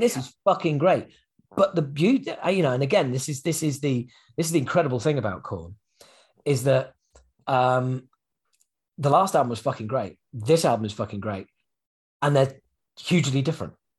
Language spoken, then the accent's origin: English; England, United Kingdom; being an Englishman